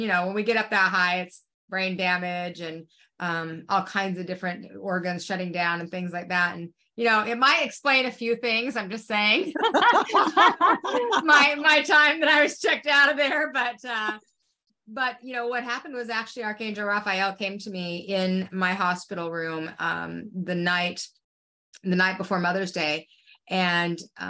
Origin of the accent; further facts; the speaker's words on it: Salt Lake City, Utah, United States; moved away; in my growing up, I came from Salt Lake City, Utah